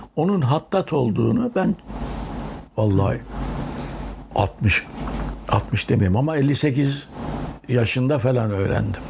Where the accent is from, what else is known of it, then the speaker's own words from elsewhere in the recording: Erzurum, Turkey; Ben 1943 23 Ekim'inde Erzurum'da doğmuşum